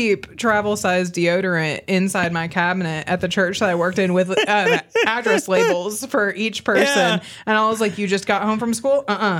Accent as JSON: {"language": "English", "region": "Arkansas", "country": "United States", "tie": "born or raised there", "also_born_or_lived": "New York", "said": "I'm originally from New York. We moved to Arkansas when I was one."}